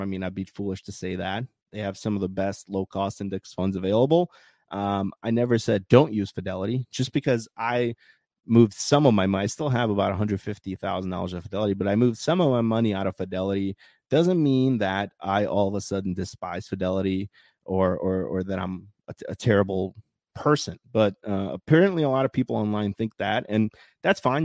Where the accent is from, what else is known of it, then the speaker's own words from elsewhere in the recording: Bosnia & Herzegovina; moved away; my home country